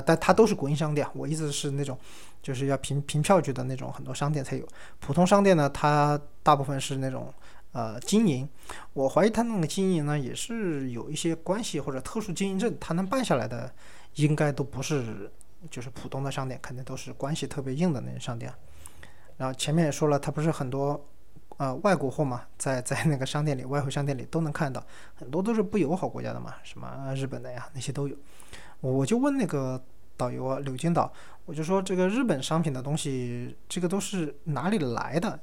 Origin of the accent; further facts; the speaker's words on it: China; 我们一个中国人